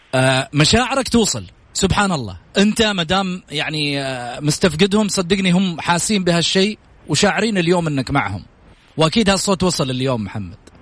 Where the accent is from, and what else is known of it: Saudi Arabia